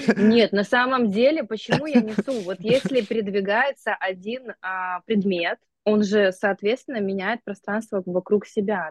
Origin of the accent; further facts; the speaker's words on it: Gomel, Gomel Region, Belarus; moved away as an adult; also born or lived in Texas, United States; now in Antalya, Turkey; Я сама из Беларуси, из Гомеля, и у нас была совершенно простая, обычная среднестатистическая семья постсоветская